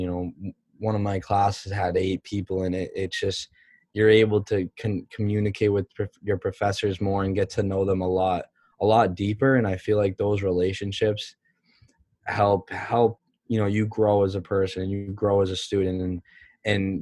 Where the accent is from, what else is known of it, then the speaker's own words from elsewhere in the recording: Massachusetts, United States; growing up in Massachusetts